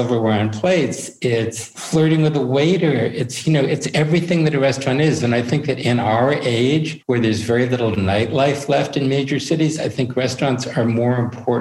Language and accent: English; United States; moved away as an adult; now in Paris, France; I'm American